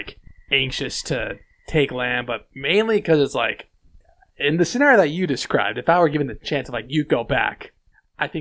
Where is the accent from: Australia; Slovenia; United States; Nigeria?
United States; the West; I'm from the West. I'm also American.